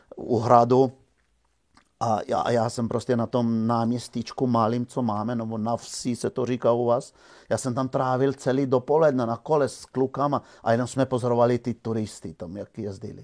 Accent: Žužemberk, Slovenia; moved away; já jsem se narodil ve Slovinsku v malé vesničce Žužemberg

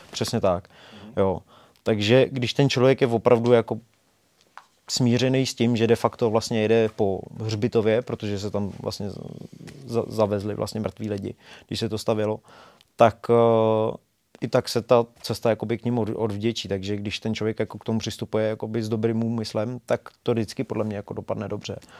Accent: Bohemia, Czechia; jsem z Čech

